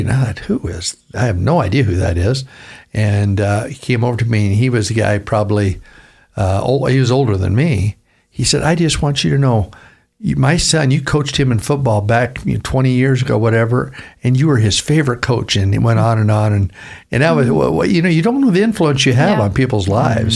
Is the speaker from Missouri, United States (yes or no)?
no; Vancouver, Washington, United States; I'm from Vancouver, Washington.